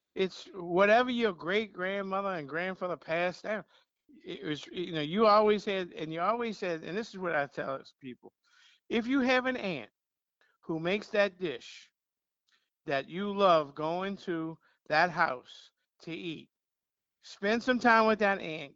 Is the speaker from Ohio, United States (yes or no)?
no; Metairie, Louisiana, United States; I, I, was born and raised right down the street on Lake Villa